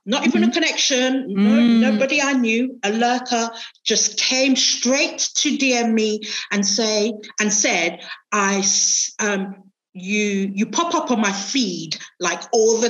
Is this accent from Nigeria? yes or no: yes; Nigeria; moved away; I grew up with him in Nigeria.